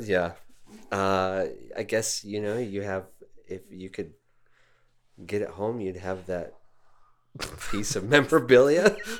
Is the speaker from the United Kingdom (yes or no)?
no; Denver, Colorado, United States; here in Denver